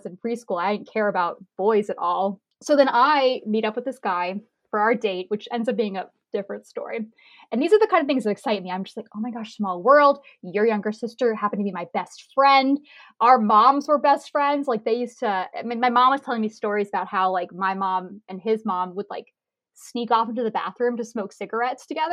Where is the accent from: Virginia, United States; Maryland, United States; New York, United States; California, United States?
Virginia, United States; Fredericksburg; I came back to my town, my hometown, Fredericksburg, Virginia